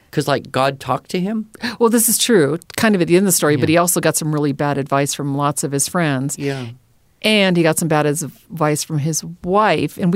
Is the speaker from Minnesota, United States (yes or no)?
yes; Minnesota, United States; I was born and raised in Minnesota, and there's an expression in Minnesota, Minnesota nice.